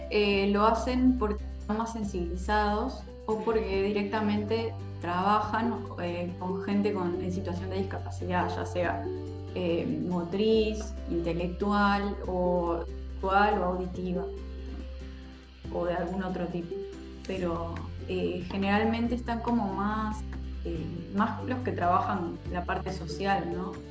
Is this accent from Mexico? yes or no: no; Venezuela; now in Uruguay; primero contarles que soy venezolana uruguaya. Hace muchos años que vivo acá, por eso hablo así.